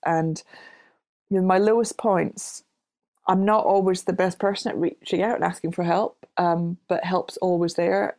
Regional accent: Glasgow, Scotland, United Kingdom; I grew up in Glasgow

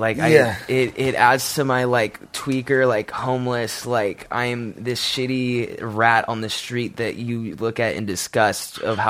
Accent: Santa Barbara, California, United States; I'm from Santa Barbara, California.

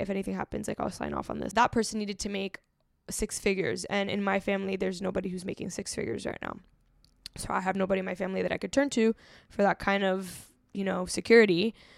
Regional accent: Miami, Florida, United States; growing up in Miami

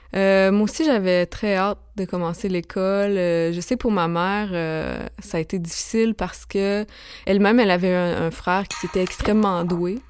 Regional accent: Saint-Victor, Quebec, Canada; moved away; j'ai grandi euh, en Beauce, dans un petit village qui s'appelle Saint-Victor-de-Beauce

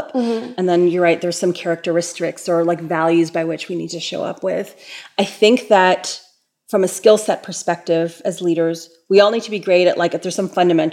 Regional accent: Toronto, Ontario, Canada; I'm born and raised in Toronto

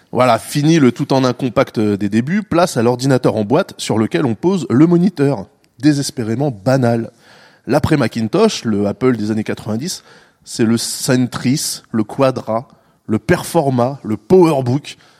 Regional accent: France; nous, on dit beeper en France parce qu'on est français

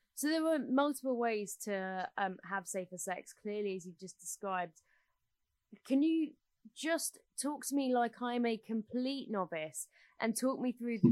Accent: United Kingdom; we are British

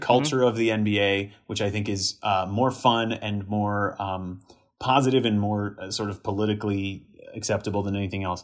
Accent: Miami, Florida, United States; I was born and raised in Miami

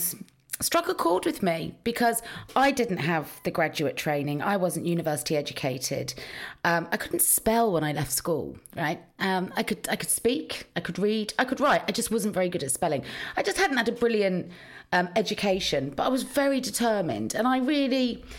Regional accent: Cheltenham, South West England, United Kingdom; now in London, United Kingdom; Because when I first arrived in London, you know, I was from the country. So I was like, you know, I'm from Cheltenham in Gloucestershire.

